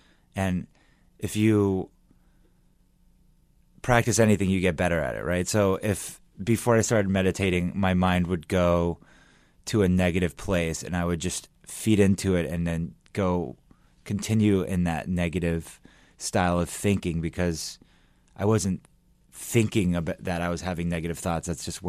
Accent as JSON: {"language": "English", "town": "Los Angeles", "region": "California", "country": "United States", "also_born_or_lived": "New York", "moved": "as an adult", "said": "I'm from Los Angeles."}